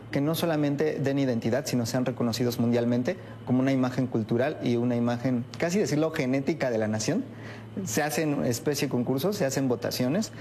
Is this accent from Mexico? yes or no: yes; Mexico; nos refleja como mexicanos